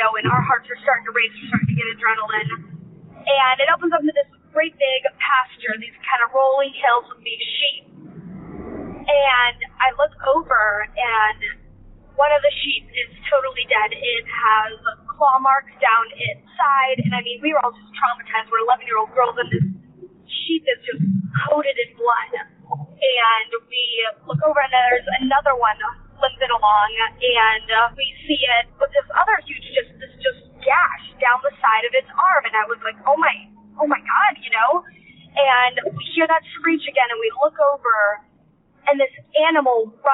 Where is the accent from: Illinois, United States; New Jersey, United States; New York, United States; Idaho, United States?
Idaho, United States; I grew up in Idaho